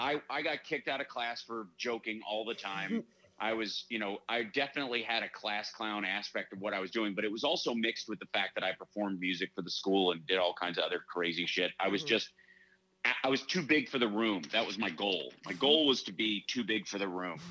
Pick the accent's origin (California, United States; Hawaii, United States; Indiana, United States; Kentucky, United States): Kentucky, United States; moved away; also born or lived in Chicago; when I grew up in Kentucky, I had kind of a 1940s Woody Allen lifestyle.